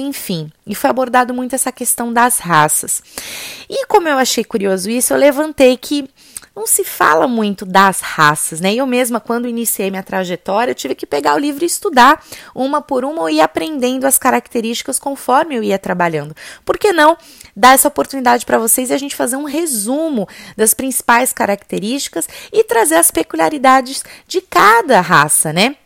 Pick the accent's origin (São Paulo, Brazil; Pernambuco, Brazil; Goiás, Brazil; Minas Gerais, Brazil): São Paulo, Brazil; eu sou paulistana. E em São Paulo, o que mais tem é morro